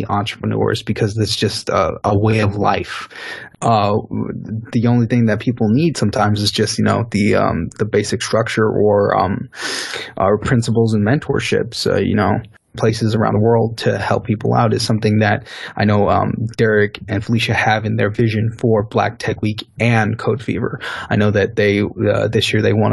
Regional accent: Haiti; I'm actually a Haitian

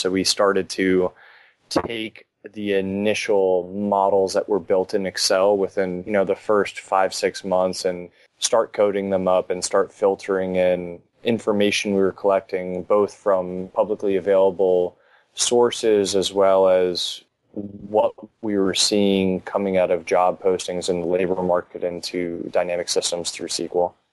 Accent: Miami, Florida, United States; I'm probably one of the few that are actually born and raised in Miami. Grew up just off of Kendall, Went to high school down here

